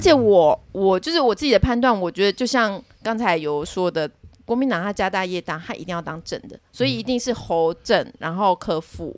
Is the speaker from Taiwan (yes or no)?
yes; Taiwan; 我们台湾人